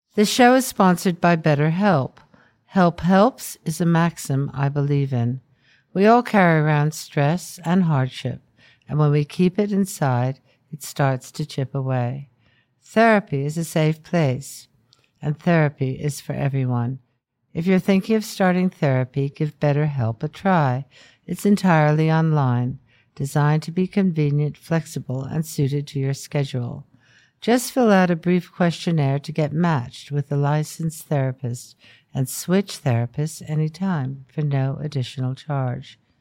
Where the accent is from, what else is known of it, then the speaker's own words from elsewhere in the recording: United States; as an American